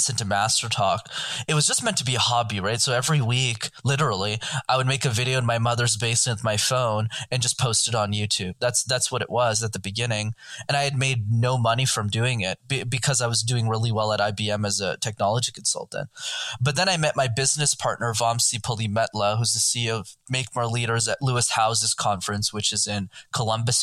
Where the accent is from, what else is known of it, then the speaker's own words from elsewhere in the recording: Montreal, Quebec, Canada; I grew up in Montreal in Canada